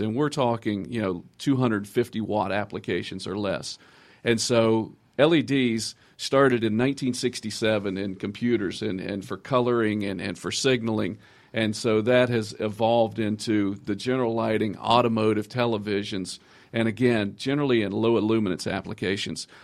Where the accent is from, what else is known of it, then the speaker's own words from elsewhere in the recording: Georgia, United States; I'm actually from Georgia